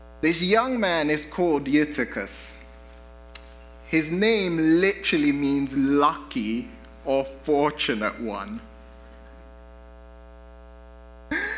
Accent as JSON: {"language": "English", "region": "London", "country": "United Kingdom", "tie": "born or raised there", "moved": "yes", "lives_now": "United States", "said": "I grew up in London, and we have the tube and the underground"}